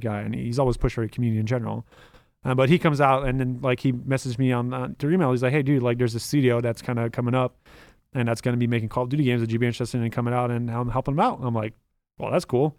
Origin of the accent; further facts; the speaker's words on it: Canada; first language French; English is a second language; moved away as an adult; now in United States; I'm Canadian